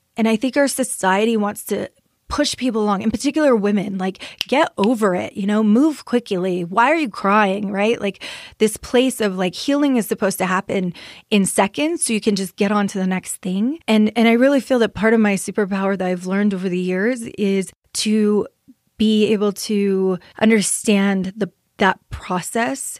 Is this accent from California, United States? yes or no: no; Las Vegas, New Mexico, United States; also born or lived in Sapello, New Mexico; I grew up in Las Vegas, New Mexico, so very small little community in San Miguel County